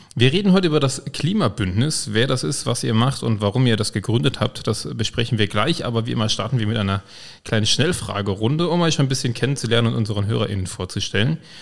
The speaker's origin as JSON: {"language": "German", "town": "Koblenz", "region": "Rhineland-Palatinate", "country": "Germany", "said": "Ich komme ja aus Güls"}